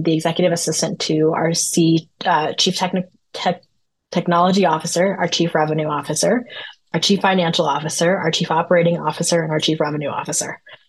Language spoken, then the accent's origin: English; Denver, Colorado, United States; I'm from the Denver area